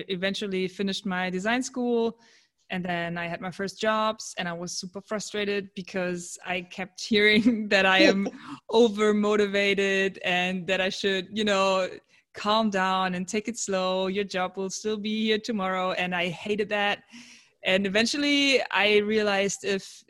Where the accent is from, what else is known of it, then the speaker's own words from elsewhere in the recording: Cologne, North Rhine-Westphalia, Germany; I'm from Germany in Cologne